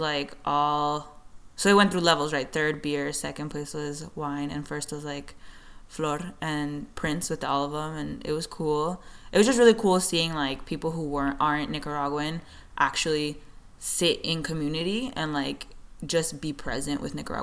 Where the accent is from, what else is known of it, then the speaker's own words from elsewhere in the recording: San Francisco, California, United States; I'm from the Mission District, born and raised, and still work and live in San Francisco